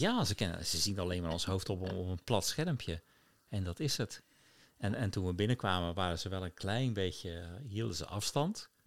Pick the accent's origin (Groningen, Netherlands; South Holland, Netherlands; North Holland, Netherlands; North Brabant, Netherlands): South Holland, Netherlands; Rotterdam; moved away; ik als, als jonge puber op de markt in IJsselmonde stond